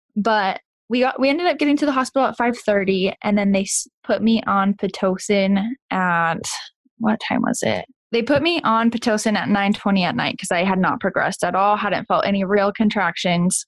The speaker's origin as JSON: {"language": "English", "region": "Kansas", "country": "United States", "also_born_or_lived": "Rexburg, Idaho", "moved": "yes", "said": "I'm originally from Kansas"}